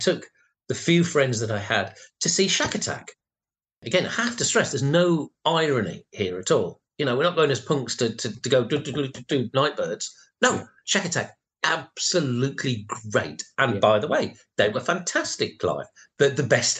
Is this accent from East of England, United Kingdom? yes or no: no; Rotherham, Yorkshire and the Humber, United Kingdom; I grew up in Rotherham, and there were two record shops